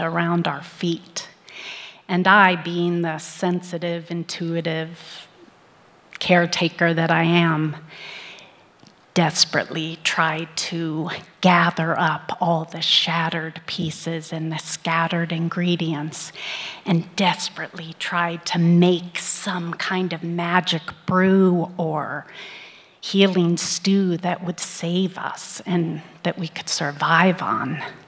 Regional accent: Midwest, United States; I was born in the Midwest in the early 60s

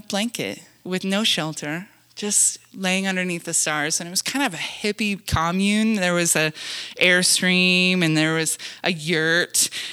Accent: Wyoming, United States; moved away; also born or lived in Montana; I'm from Wyoming and then Montana.

